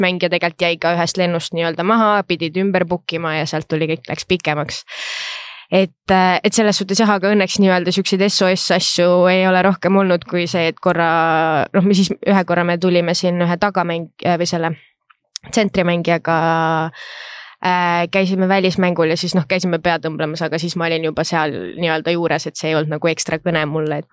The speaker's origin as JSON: {"language": "Estonian", "town": "Rapla", "region": "Rapla County", "country": "Estonia", "tie": "born or raised there", "also_born_or_lived": "Pärnu / Tallinn", "said": "põline räplakas, et olen eluaeg siin elanud"}